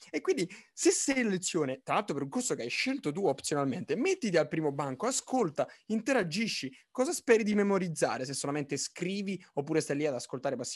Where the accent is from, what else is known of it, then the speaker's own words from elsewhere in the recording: Naples, Campania, Italy; sono di Napoli